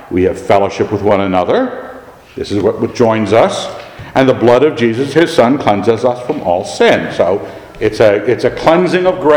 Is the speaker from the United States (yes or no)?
yes; Annapolis, Maryland, United States; We grew up in Annapolis